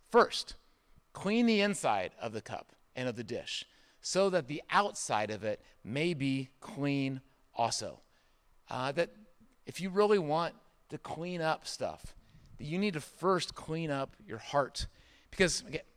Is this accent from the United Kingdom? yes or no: no; Indiana, United States; moved away; I grew up in Indiana for a good part of my childhood.